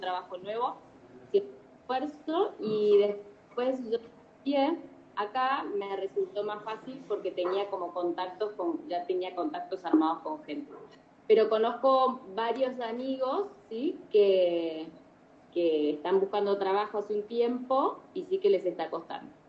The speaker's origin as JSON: {"language": "Spanish", "country": "Argentina", "also_born_or_lived": "Buenos Aires / Metán", "moved": "as an adult", "lives_now": "Madrid, Spain", "said": "vivo mm, en Madrid, pero soy de Argentina"}